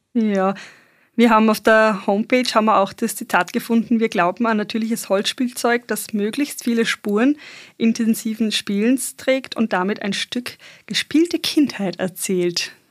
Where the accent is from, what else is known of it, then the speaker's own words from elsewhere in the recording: northern Bosnia, Bosnia & Herzegovina; moved away; ich komme ja ursprünglich aus Bosnien